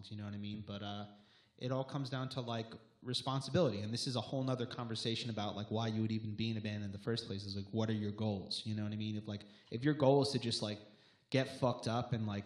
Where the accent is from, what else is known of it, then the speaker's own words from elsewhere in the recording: Long Island, New York, United States; we're from Long Island